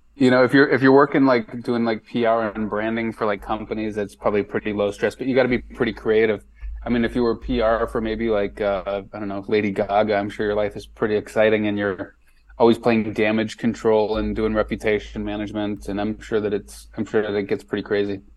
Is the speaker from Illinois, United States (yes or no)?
yes; Chicago, Illinois, United States; moved away as an adult; now in Nashville, United States; Born and raised there, lived there for 30, 30 years or so.